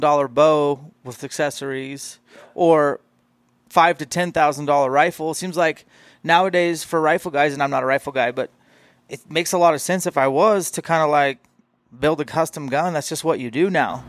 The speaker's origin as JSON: {"language": "English", "region": "Washington", "country": "United States", "said": "I am from Washington"}